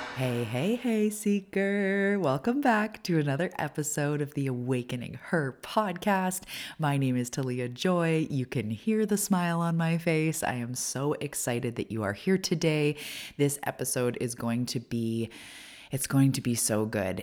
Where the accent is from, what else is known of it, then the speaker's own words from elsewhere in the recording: Canada; I am a Canadian. I live on the west coast of Canada